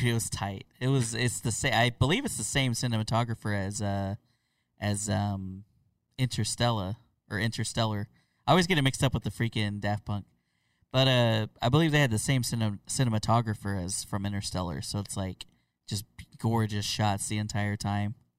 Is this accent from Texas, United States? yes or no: no; Oklahoma, United States; I'm from Oklahoma